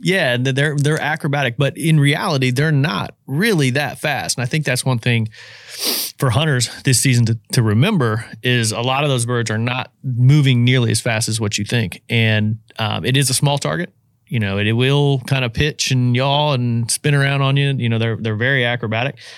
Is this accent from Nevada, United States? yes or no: no; Indiana, United States; now in Louisiana, United States; where I grew up in Indiana